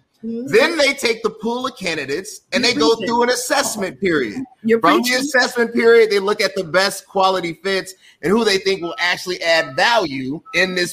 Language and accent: English; Chicago, Illinois, United States; I'm from Chicago